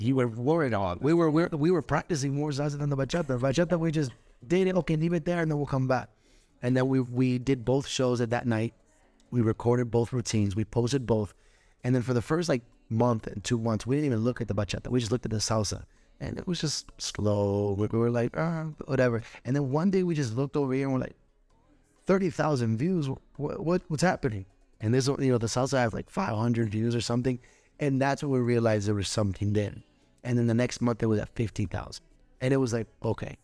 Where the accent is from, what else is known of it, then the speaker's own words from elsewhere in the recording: Orlando, Florida, United States; also born or lived in Puerto Rico; I was born in Puerto Rico. Um, I was raised in Orlando, Florida